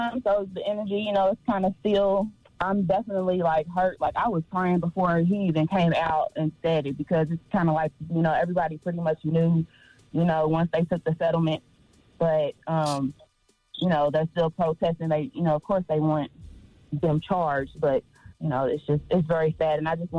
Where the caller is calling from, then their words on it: Louisville, Kentucky, United States; Hey, I'm actually calling from Louisville, Kentucky.